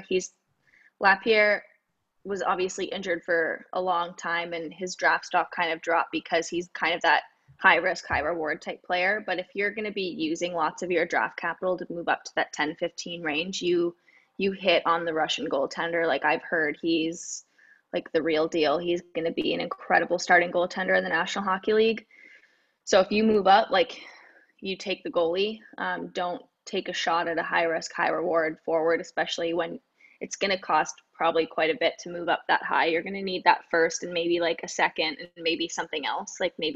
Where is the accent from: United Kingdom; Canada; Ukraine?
Canada; Toronto, Ontario; I'm from Toronto